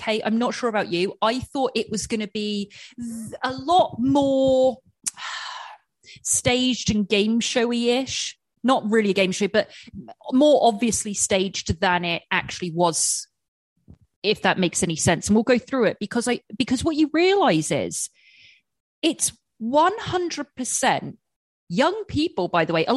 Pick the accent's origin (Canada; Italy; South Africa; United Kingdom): United Kingdom; England; moved away; growing up in England with a huge Indian population